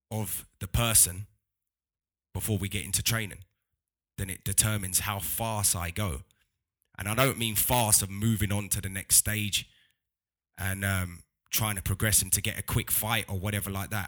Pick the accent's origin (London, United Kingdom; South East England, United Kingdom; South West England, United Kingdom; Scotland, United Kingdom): London, United Kingdom; I'm from London